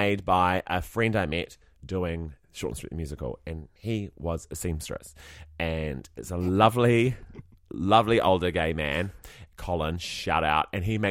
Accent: New Zealand; oh, we're from New Zealand.

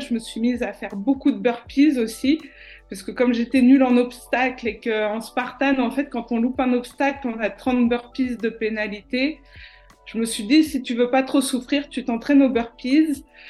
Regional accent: France; also born or lived in Chambéry / Marseille / Majorca; je l'ai aussi vécu en tant que Française dans une cité

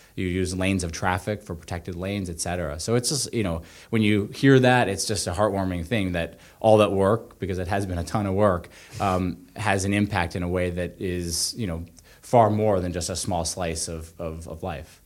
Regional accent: Calais, Vermont, United States; I grew up in Callis, north of Montpelier

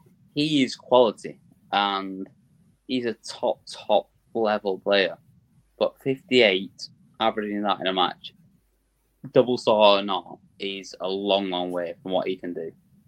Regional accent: North East England, United Kingdom; like, I just say like at the end of everything because I'm a Geordie.

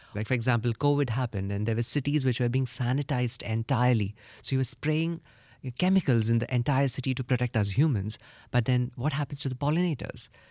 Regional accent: India; I come from India

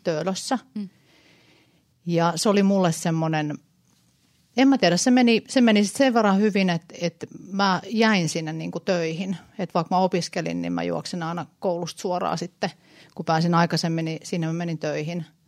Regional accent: Helsinki, Uusimaa, Finland; Mä oon stadista, mä oon Oulun

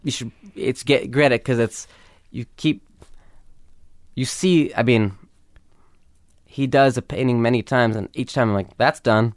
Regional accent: Los Angeles, California, United States; growing up in L

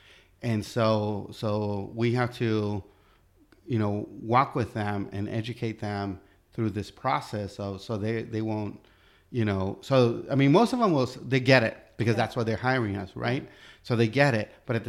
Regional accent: United States; no, you know, I'm American

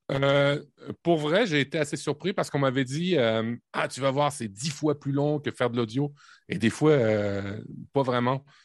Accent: Normandy, France; now in Canada; je suis le Canadien, mais Canadien cliché, je suis né en Normandie

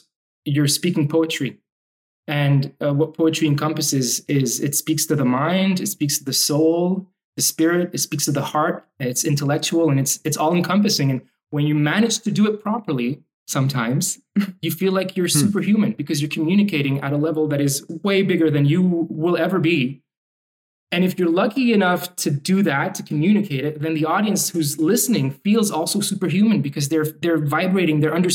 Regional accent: Montreal, Quebec, Canada; English is a second language; also born or lived in Lebanon; I was born in Lebanon, and we moved to Montreal when I was five at the tail end of the Civil War in Lebanon

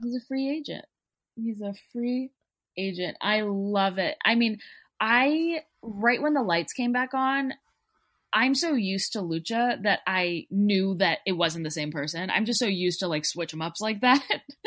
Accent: Texas, United States; I'm from Texas

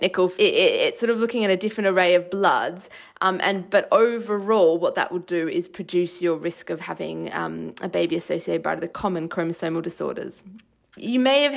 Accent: Australia; moved away; where I grew up in Australia

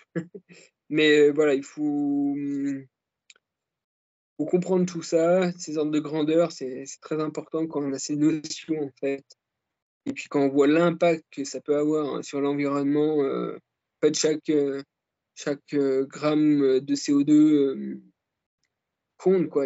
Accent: Jura, Bourgogne-Franche-Comté, France; quand j'étais gamin euh, dans le Jura

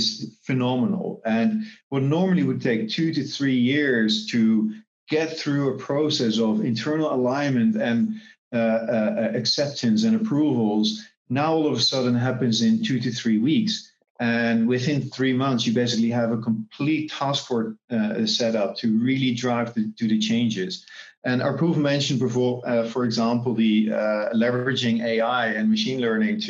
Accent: Netherlands; now in Singapore; I'm originally from the Netherlands, but based here in Singapore

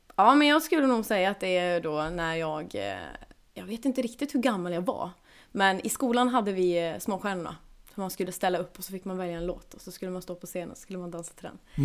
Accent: Kramfors, Västernorrland County, Sweden; now in Gothenburg, Sweden; jag är uppväxt uppe i, eh, ja, i Kramfors kommun heter det

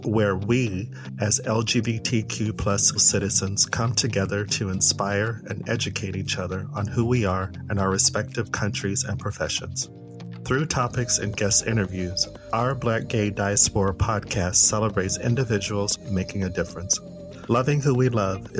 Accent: Phoenix, Arizona, United States; also born or lived in Los Angeles, United States / Stockholm, Sweden; now in Brighton, United Kingdom; I'm originally from Phoenix, Arizona

